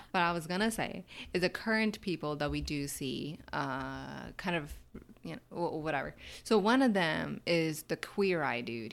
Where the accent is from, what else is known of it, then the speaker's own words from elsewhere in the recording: United States; here growing up in America